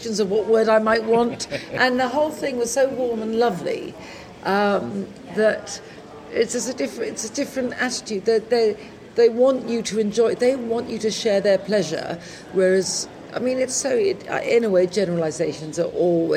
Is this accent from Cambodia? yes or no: no; England, United Kingdom; first language English; also born or lived in London; when I came back to England